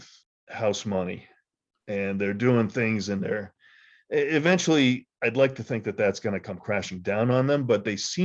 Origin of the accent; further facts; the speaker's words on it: United States; As an American